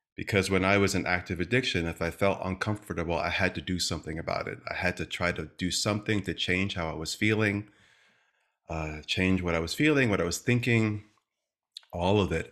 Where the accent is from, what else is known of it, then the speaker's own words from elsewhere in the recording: Stamford, Connecticut, United States; I come from the East Coast, from a town called Stamford, Connecticut. Small family, just my mom, my dad, my sister